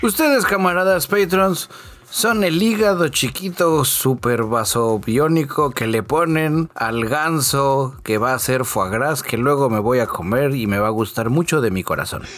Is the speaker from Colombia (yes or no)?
no; Mexico; Soy de México